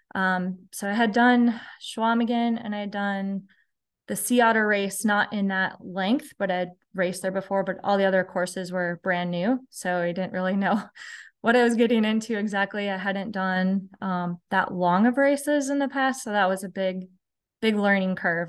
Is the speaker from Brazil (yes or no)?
no; Mankato, Minnesota, United States; I'm in southern, south central Minnesota. So, the town is called Mankato